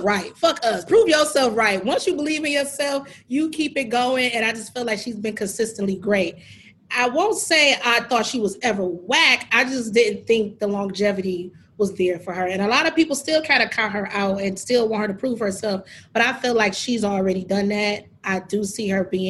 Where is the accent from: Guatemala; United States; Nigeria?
United States; Detroit, Michigan; our high school days, how we would literally do that in Detroit